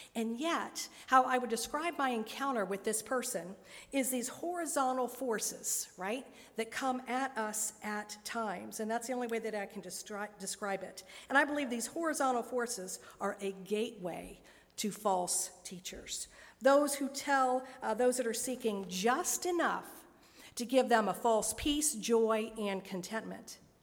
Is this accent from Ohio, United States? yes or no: yes; Dayton, Ohio, United States; born or raised there; moved away as an adult; also born or lived in Richmond, Indiana / Cincinnati, Ohio